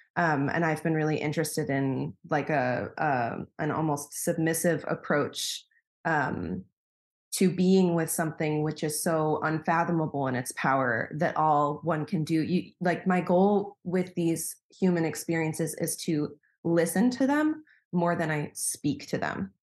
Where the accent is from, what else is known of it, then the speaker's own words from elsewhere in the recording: Wisconsin, United States; moved away as an adult; now in Berlin, Germany; I'm originally from the States. I'm from Wisconsin, um, and I moved to Berlin in twenty fifteen